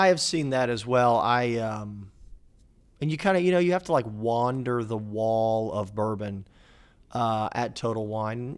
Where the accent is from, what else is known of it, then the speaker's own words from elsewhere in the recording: Jacksonville, Florida, United States; my hometown of Jacksonville, Florida